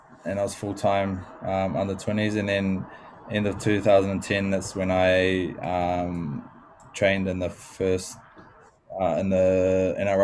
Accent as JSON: {"language": "English", "region": "Wellington", "country": "New Zealand", "tie": "born or raised there", "said": "Yeah, I was born and raised in Wellington, New Zealand, a little suburb called Ellistown."}